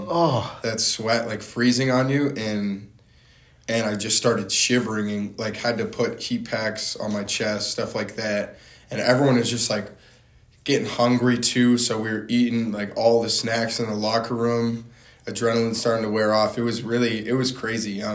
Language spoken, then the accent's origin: English; North Hampton, New Hampshire, United States; also born or lived in Massachusetts; I'm from Northampton, New Hampshire